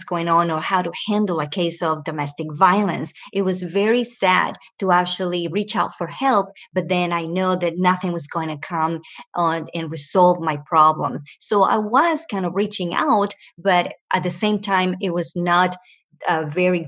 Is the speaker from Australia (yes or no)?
no; Venezuela; moved away; also born or lived in Ecuador; I was born in Ecuador and raised in Venezuela